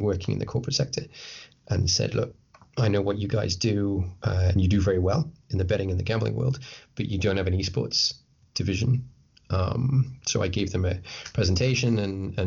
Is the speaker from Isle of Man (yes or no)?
yes; Isle of Man; I'm from the Isle of Man, which some of your listeners will be like, what, where? but it's a tiny island. It's a tiny, gorgeous island between England and Ireland